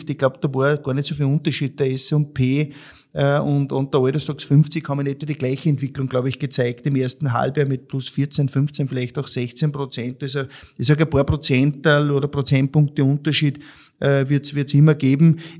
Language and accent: German; Austria; ich sag für mich als, als Österreicher